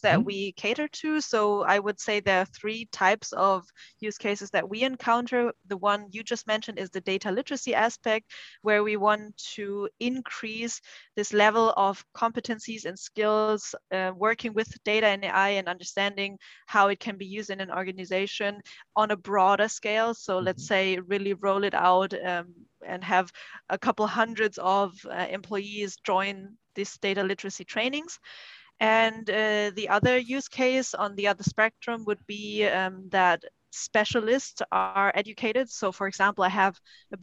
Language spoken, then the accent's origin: English; Germany; also born or lived in China; I'm born and raised in Germany